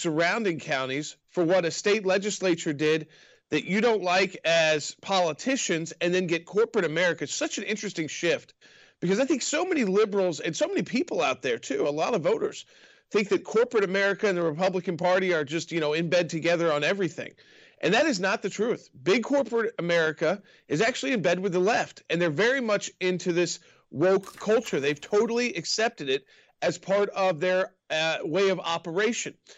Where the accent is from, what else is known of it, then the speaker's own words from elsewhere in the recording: Atlanta, Georgia, United States; I grew up in Atlanta and and grew up in the state of Georgia